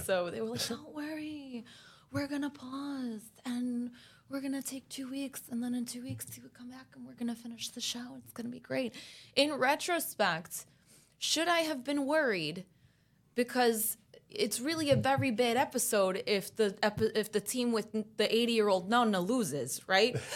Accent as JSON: {"language": "English", "town": "New York City", "region": "New York", "country": "United States", "tie": "born or raised there", "first_language": "Italian", "second_language": "English", "said": "Italian's my first language, actually. I didn't learn English here until I was five"}